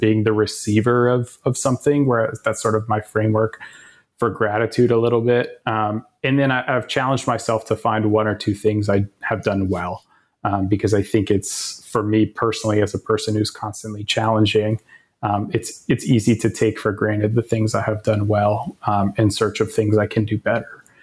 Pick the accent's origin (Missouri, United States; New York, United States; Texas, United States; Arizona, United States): Arizona, United States; Tucson; moved away; University of Arizona, and it just, just happened to be my, my hometown